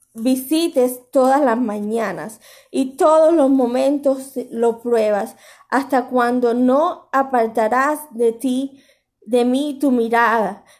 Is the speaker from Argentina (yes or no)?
no; Cuba; moved away; Tanto mi pueblo de Cuba